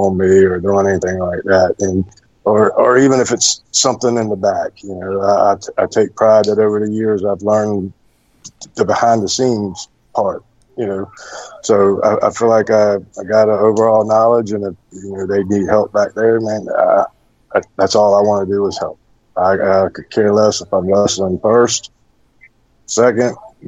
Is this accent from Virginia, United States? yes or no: yes; Hampton, Virginia, United States; moved away as an adult; now in Tennessee, United States; born and raised in Virginia, Hampton, Virginia